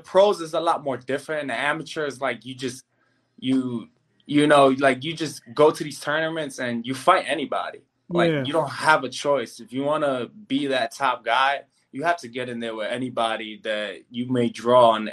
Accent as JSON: {"language": "English", "town": "New York City", "region": "New York", "country": "United States", "tie": "born or raised there", "said": "growing up in the Bronx"}